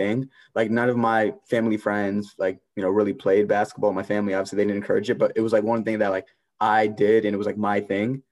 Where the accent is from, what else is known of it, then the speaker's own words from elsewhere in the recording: Maryland, United States; I grew up in Maryland.